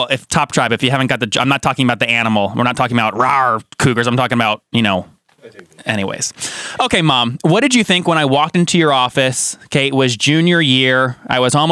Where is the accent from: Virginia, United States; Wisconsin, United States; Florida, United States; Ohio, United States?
Virginia, United States; Loudoun County, Northern; we grew up in Northern Virginia, Loudoun County